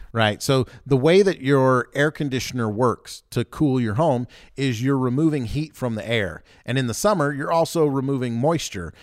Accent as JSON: {"language": "English", "region": "the South", "country": "United States", "tie": "born or raised there", "said": "I grew up in the South, so I can call myself like a redneck"}